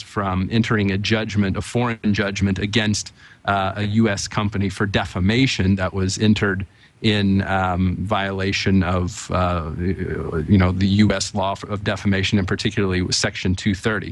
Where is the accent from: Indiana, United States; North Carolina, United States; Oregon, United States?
Indiana, United States; Bedford; moved away; my hometown in Bedford, Indiana